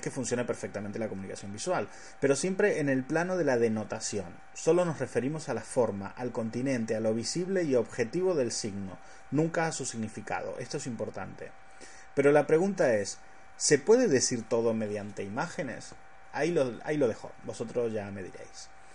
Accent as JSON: {"language": "Spanish", "country": "Argentina", "said": "soy argentino"}